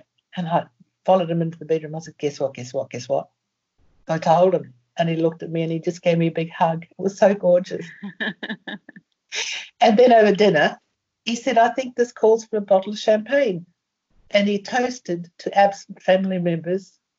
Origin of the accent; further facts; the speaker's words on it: Ireland; born there; also born or lived in Brisbane / England / Germany; Brisbane, and I had been in England, and I lived in Germany, and I travelled, and, you know, God knows, I was born in Ireland, you know, so God knows where I could have been